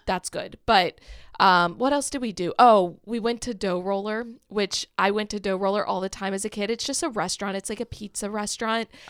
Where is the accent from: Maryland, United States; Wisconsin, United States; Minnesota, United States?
Maryland, United States; Kent Island; also born or lived in Salisbury, Maryland; I grew up on Kent Island, which Maryland has the Chesapeake Bay